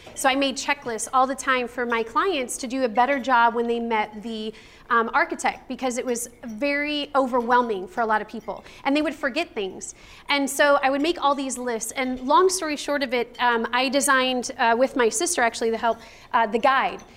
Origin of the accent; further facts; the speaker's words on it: Chicago, Illinois, United States; now in San Antonio, United States; I was from Chicago, and I'm actually Italian